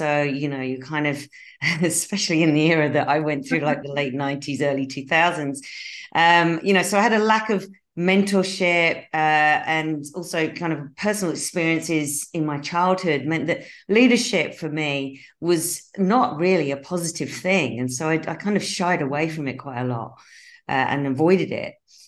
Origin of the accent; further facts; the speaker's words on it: United Kingdom; accent: mix of Australian and British; moved away as an adult; now in Australia; So I'm a Brit who relocated to Australia 22 years ago, which is why you might detect a slightly strange accent where I go in between kind of Australian and English, British accent.